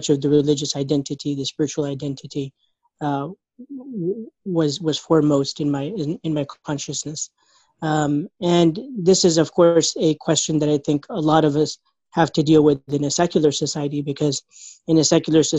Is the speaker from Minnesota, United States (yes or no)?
no; Indiana, United States; I grew up in Indiana, and I'm often referred to as an ISNA baby